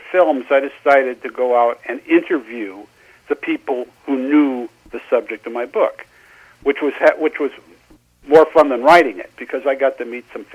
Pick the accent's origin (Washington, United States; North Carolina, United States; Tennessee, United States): Washington, United States; Seattle; moved away as an adult; also born or lived in Los Angeles; I'm originally from Seattle